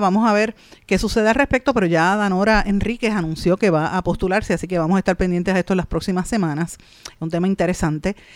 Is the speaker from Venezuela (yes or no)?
no; Puerto Rico; Nosotros como puertorriqueños